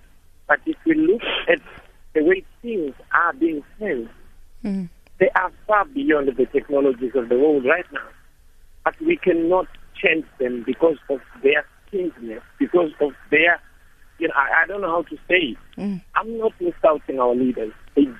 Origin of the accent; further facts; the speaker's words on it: Zimbabwe; now in Midrand, South Africa; I am from Zimbabwe.